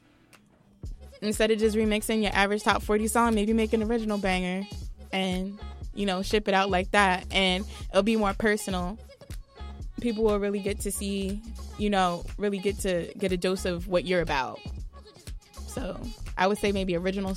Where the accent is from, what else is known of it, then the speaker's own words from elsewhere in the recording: New Jersey, United States; I'm really proud to be from Jersey.